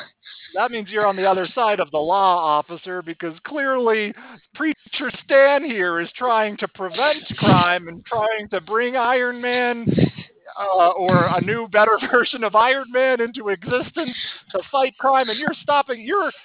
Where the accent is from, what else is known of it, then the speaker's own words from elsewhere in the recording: France; moved away as an adult; now in Stockholm, Sweden; I grew up in France and then moved up to Stockholm during a spring break in college.